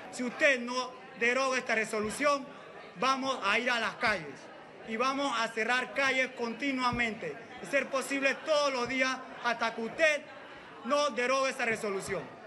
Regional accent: Panama; como panameños

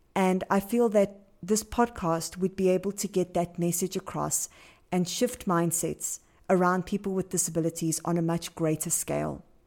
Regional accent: Johannesburg, Gauteng, South Africa; I am from Johannesburg, South Africa.

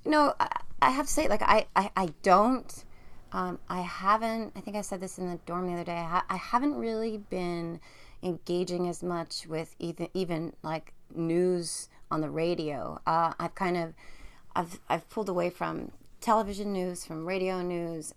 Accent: New Jersey, United States; I live in New Jersey. I'm from New Jersey

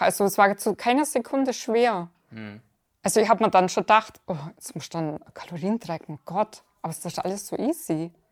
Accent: near Augsburg, Bavaria, Germany; aus in der Nähe von Augsburg

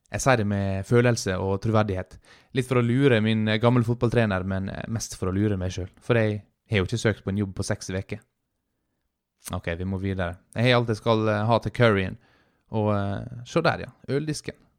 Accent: Sykkylven, Møre og Romsdal, Norway; på bygda, Sykkylven, der jeg er fra

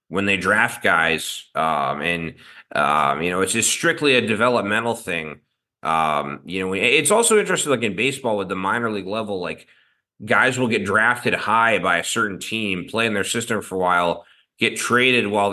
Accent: Baltimore, Maryland, United States; I grew up in Baltimore

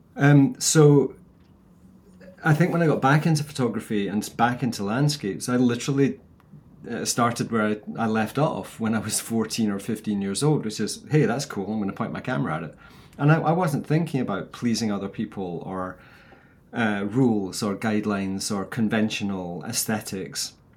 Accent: Scotland, United Kingdom; I'm like a Scottish bald Barbie doll.

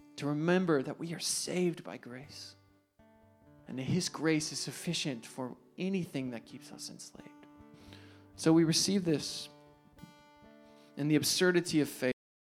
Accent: New Jersey, United States; I'm from New Jersey

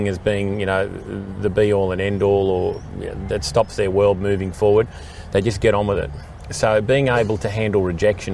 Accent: Sydney, New South Wales, Australia; I grew up sort of around the Coogee area, Randwick market, that was my market.

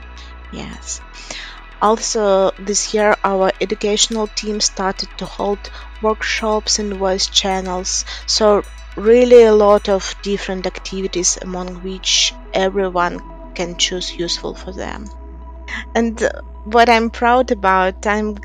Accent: Gomel, Gomel Region, Belarus; I'm from Belarus. I was born in and I live in Gomel.

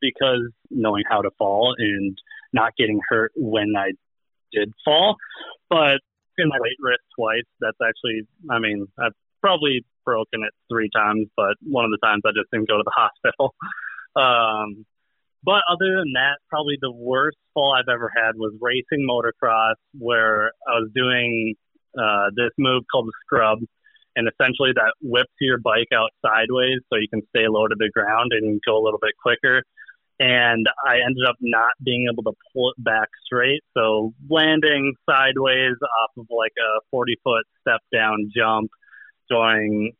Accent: Minnesota, United States; born and raised in Minnesota

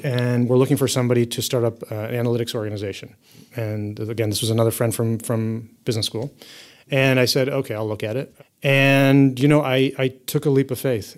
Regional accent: United States; I've grown up most of my life in the U.S.

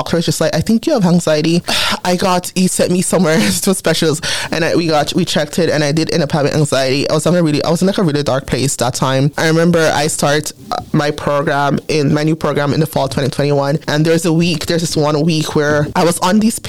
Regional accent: Jamaica; accent: Jamaican; now in Canada; I've been here for 22 years, but my Jamaican accent sometimes comes out.

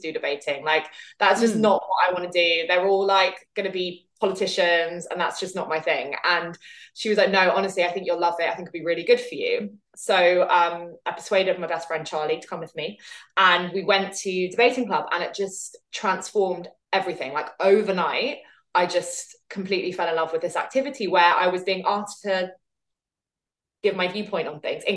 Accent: London, United Kingdom; I grew up in Southwest London

